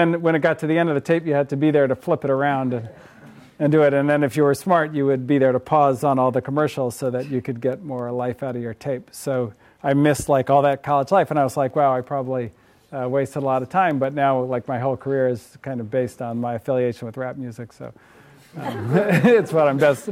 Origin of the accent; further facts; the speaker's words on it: Berkeley, California, United States; I grew up in the People's Republic of Berkeley, right across the way there